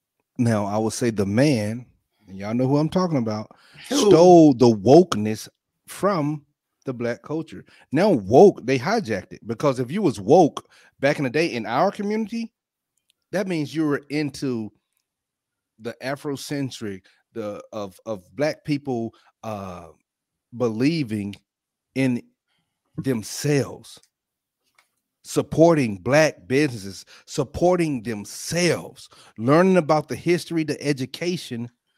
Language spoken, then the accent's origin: English; Alabama, United States; I'm from Alabama.